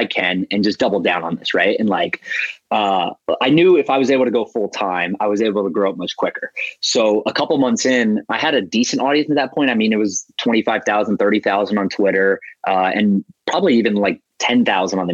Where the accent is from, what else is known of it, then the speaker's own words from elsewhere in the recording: Cary, North Carolina, United States; moved away as an adult; now in New York City, United States; I grew up in North Carolina, in Cary, North Carolina, which is just right outside of the capital, Raleigh.